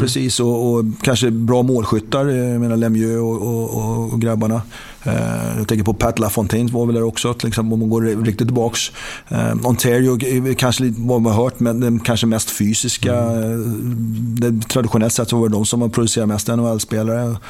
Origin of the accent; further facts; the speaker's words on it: Sweden; moved away; det var man inte heller van med som, som svensk